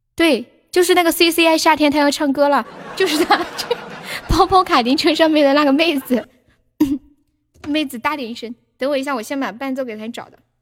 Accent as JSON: {"language": "Chinese", "town": "Nanchong", "region": "Sichuan", "country": "China", "said": "我是四川的呀。就我们这里有一个米粉，很好吃，南充特产"}